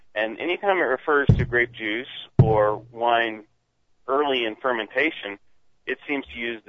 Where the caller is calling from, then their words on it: Dahlonega, Georgia, United States; I'm calling from Dahlonega, Georgia.